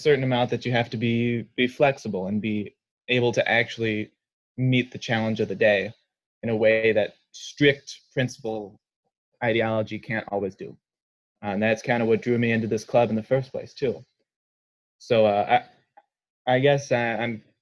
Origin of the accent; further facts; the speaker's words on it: Burlington, Wisconsin, United States; I'm originally from Burlington, Wisconsin, which is where I will be for this fall semester. So I'm back home on the farm